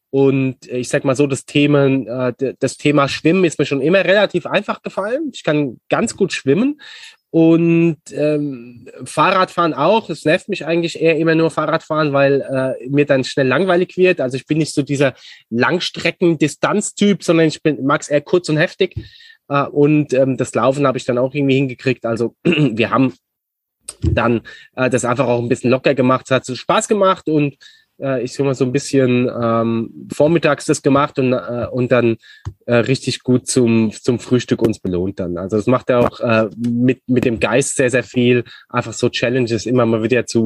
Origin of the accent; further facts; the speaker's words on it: Aschaffenburg, Bavaria, Germany; also born or lived in Munich / Frankfurt / Barcelona; Ja, also ich bin Aschebecher jung sozusagen. Also äh, äh Aschaffenburg. Genau, aus Aschaffenburg, ja.